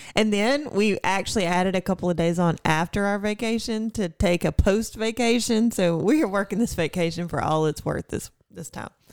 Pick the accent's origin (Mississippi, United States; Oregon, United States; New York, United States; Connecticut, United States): Mississippi, United States; I am from Mississippi